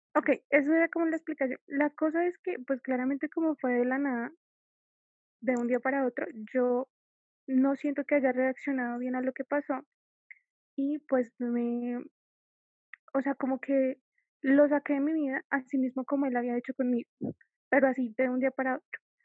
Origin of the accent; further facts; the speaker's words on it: Colombia; yo soy de Colombia